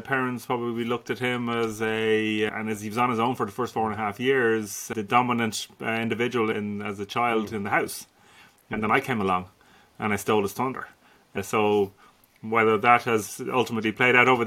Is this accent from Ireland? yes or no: yes; Dublin, Leinster, Ireland; Dublin born and raised, Dublin 9, Santry.